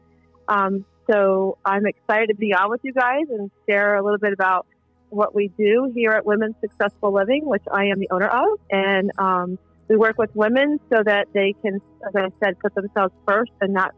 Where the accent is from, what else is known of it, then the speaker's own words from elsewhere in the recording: California, United States; also born or lived in Virginia; now in Brandon, United States; I'm in the Brandon area of Florida. I'm a transplant from Virginia about 13 years ago. And originally a transplant from Southern California over 20 years ago.